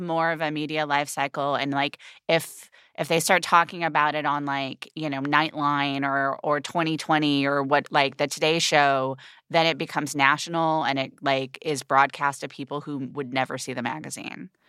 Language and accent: English; United Kingdom; being a British person, like, I have it, like, very deeply in my D N A, this class consciousness